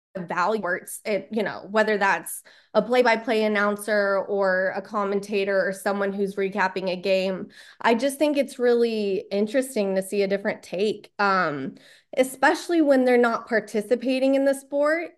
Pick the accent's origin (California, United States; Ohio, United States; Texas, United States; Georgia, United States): Texas, United States; born and raised in Texas